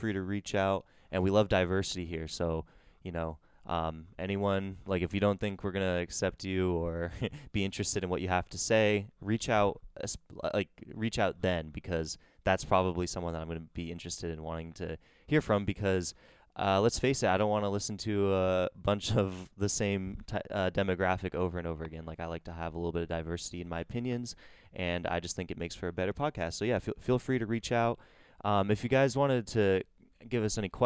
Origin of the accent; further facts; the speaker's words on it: Bedford, New Hampshire, United States; also born or lived in Manchester, New Hampshire; my hometown, or all of our hometowns, Bedford, New Hampshire, Manchester, New Hampshire